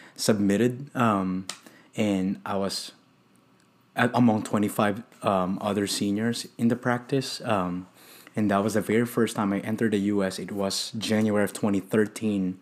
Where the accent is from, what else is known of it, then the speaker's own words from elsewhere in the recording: Philippines; also born or lived in Houston; now in Dallas, United States; I'm from the Philippines